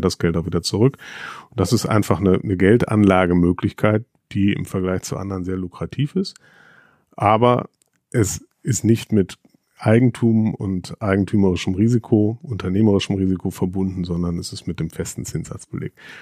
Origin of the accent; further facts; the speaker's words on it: North Rhine-Westphalia, Germany; ich bin am Niederrhein aufgewachsen